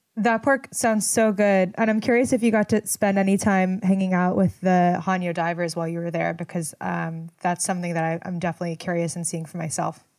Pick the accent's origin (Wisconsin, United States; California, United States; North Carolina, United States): California, United States; Los Angeles; I grew up in Los Angeles